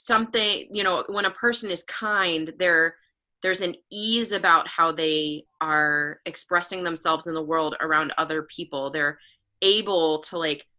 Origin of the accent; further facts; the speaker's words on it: Midwest, United States; I grew up in the Midwest.